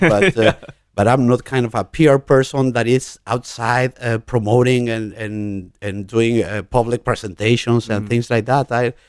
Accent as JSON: {"language": "English", "region": "Mexico City", "country": "Mexico", "tie": "born there", "said": "I was born in Mexico City."}